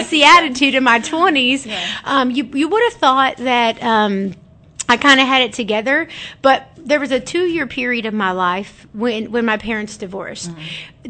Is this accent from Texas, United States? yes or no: yes; Alvarado, Texas, United States; also born or lived in Grand Prairie, Texas; I'm from Alvarado. I actually uh-huh. was born in Grand Prairie, Texas. We lived. I lived in Alvarado my uh, most of my life